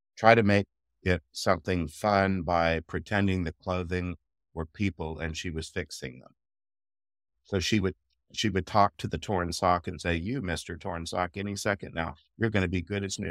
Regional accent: United States; I'm American

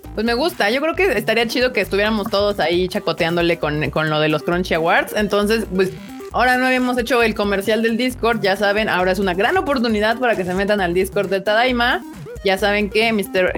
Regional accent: Mexico; como mexicanos

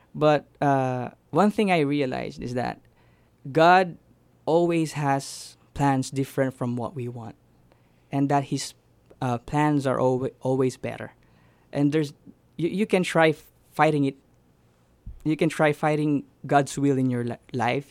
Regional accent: Philippines; moved away; I grew up in the Philippines

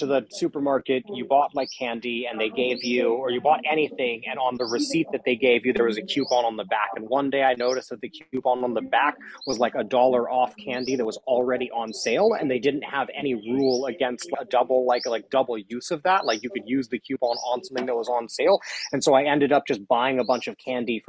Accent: Palo Alto, California, United States; I grew up in Palo Alto, so in Silicon Valley.

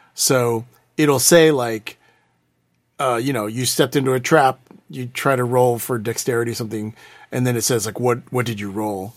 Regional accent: Houston, Texas, United States; I'm from Houston

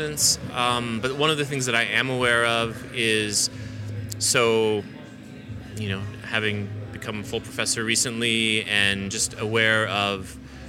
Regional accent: Southwest Kansas, United States; moved away; also born or lived in Philadelphia / Auckland; I grew up in Southwest Kansas.

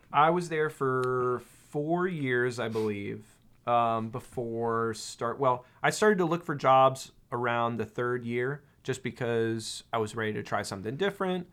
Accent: near San Francisco, California, United States; I grew up near San Francisco, California

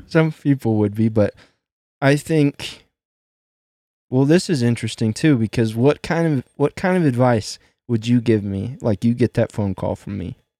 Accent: Midwest, United States; growing up in the Midwest

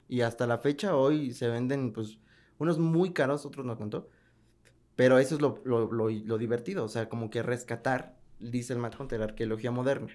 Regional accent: Mexico City, Mexico; also born or lived in Nezahualcóyotl; now in León, Mexico; Yo soy de la Ciudad de México, entonces pues sí estaba acostumbrado a ir que a la, eh, al rock show, el famosísimo rock show, a tianguis de Nesa, yo soy de Nesa York

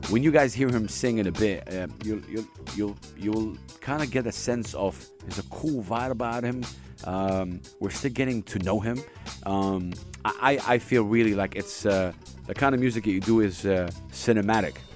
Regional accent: Dubai, United Arab Emirates; I was born and raised in Dubai. Born and raised in Dubai. Dubai kid.

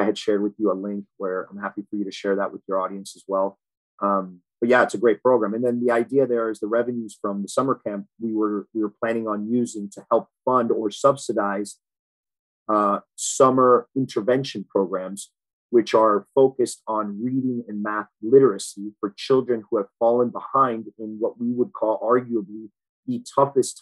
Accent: Miami, Florida, United States; also born or lived in Boston / Key Biscayne; I moved down to Miami, South Miami, when I was five years old. I lived there till I was about 13

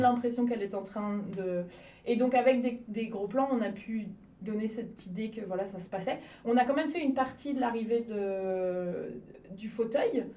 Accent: Lyon region, Auvergne-Rhône-Alpes, France; also born or lived in Cannes area, Provence-Alpes-Côte d'Azur / Toulouse; je suis plutôt de la région lyonnaise, même si je suis née dans, le, euh, dans la région PACA, donc la province Alpes-Côte d'Azur, euh, vers Cannes

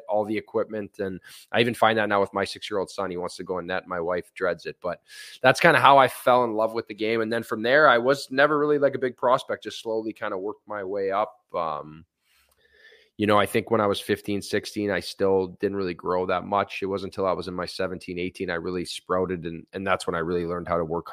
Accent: Thunder Bay, Ontario, Canada; I'm born and raised in Thunder Bay, Ontario

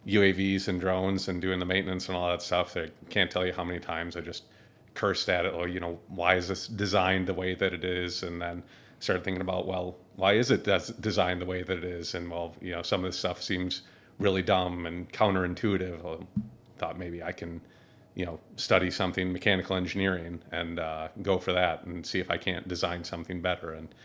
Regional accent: Minneapolis, Minnesota, United States; moved away as an adult; also born or lived in North Dakota; now in Syracuse, United States; I'm originally from Minneapolis, Minnesota.

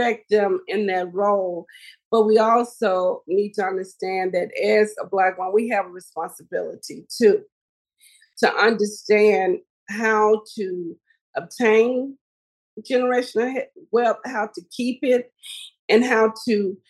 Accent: Helena-West Helena, Arkansas, United States; my hometown community of Helena, West Helena, Arkansas

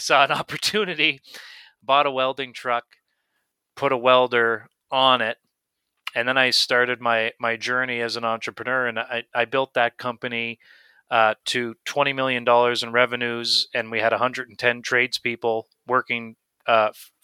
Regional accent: Miramichi, New Brunswick, Canada; also born or lived in Fort McMurray; I grew up in Miramichi, New Brunswick

